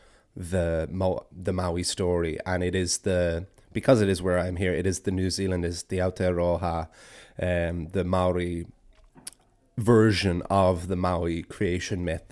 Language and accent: English; Ireland; as an Irish person and Irish storyteller